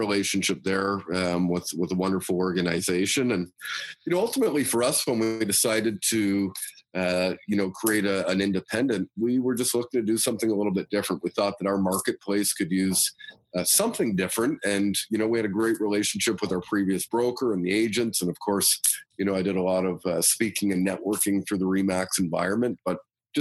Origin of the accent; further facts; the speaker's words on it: London, Ontario, Canada; I was born and raised in London, Ontario. Grew up here, went to high school here, university here